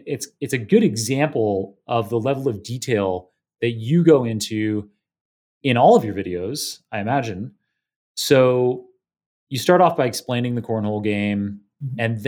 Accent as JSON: {"language": "English", "town": "Waterloo", "region": "Ontario", "country": "Canada", "tie": "born or raised there", "moved": "as an adult", "lives_now": "New York, United States", "said": "I went to high school and undergrad in Waterloo, Ontario"}